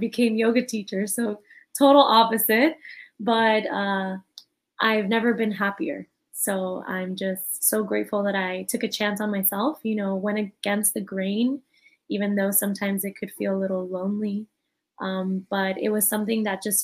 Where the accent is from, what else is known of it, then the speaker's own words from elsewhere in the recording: Miami, Florida, United States; So I'm born and raised from Miami. So I'm a Miami native